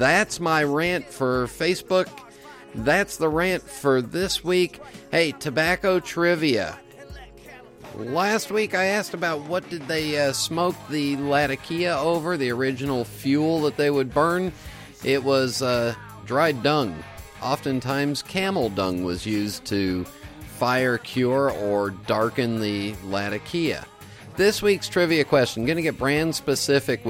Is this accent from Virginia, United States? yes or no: no; California, United States; I was born and raised in California